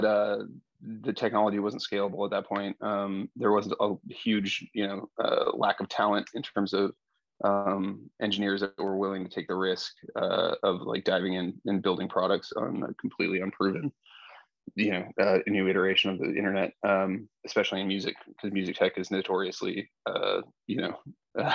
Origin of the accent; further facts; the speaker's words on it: Idaho, United States; I'm a skateboarder from Idaho.